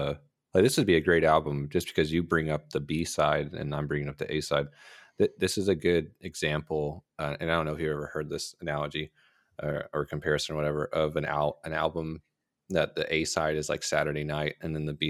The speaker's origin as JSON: {"language": "English", "region": "Texas", "country": "United States", "said": "You know, but if you ask, I'll tell you I'm from Texas, not America."}